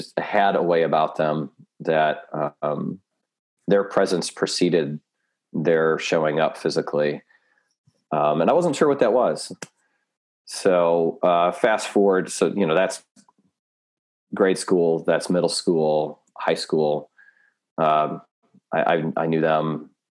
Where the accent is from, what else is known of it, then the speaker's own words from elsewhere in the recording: Chicago, Illinois, United States; moved away; back where I grew up in the Chicagoland area